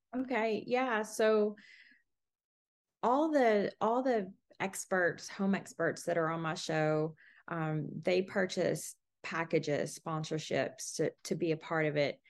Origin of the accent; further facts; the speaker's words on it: Bardstown, Kentucky, United States; I love being from Bardstown, and, you know, enjoy sharing the history of my, my hometown